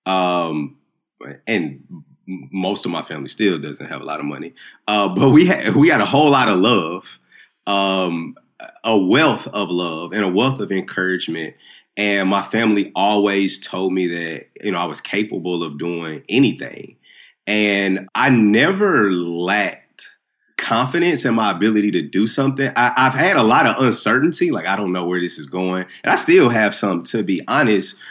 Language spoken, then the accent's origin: English; Nashville, Tennessee, United States; I'm from North Nashville. I didn't grow up with a lot of money at all